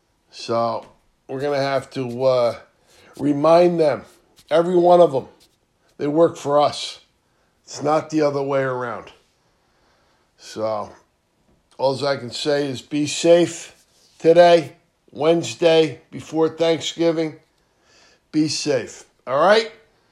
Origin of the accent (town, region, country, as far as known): United States